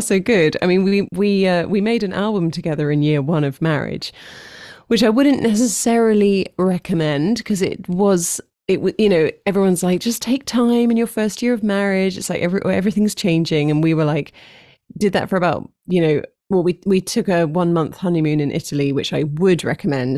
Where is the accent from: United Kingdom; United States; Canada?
United Kingdom; London; moved away as an adult; I've been in London my whole life